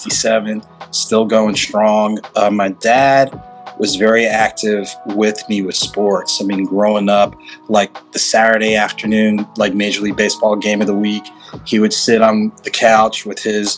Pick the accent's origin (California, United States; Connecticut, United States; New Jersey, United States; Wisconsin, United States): New Jersey, United States; also born or lived in Bloomington, Illinois / Morris County, New Jersey / Ocean Township, New Jersey; Bloomington, Illinois, native, grew up in the state of New Jersey for elementary, middle, and high school